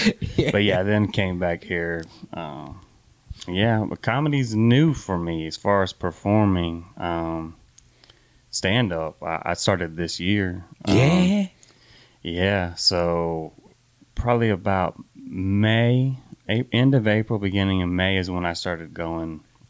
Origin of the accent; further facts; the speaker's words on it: Houston, Texas, United States; Born and raised in Houston. I did spent some time away, about 10 years in the military.